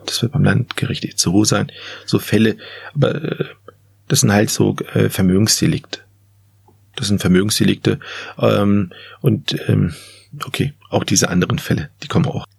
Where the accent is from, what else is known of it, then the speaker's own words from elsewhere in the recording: Hanover, Lower Saxony, Germany; selbst als Hannoveraner